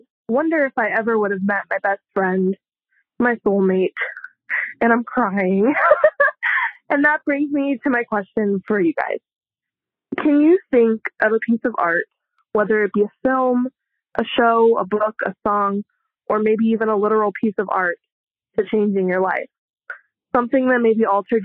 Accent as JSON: {"language": "English", "region": "Southern California", "country": "United States", "moved": "yes", "lives_now": "Phoenix, United States", "said": "I hail from Southern California"}